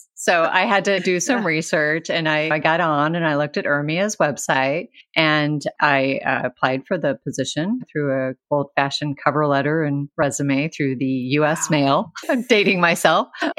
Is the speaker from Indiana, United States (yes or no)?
yes; Northern Indiana, United States; also born or lived in Chicago, Illinois / Bloomington, Indiana; So I grew up in Northern Indiana. I've been a Hoosier most of my entire life.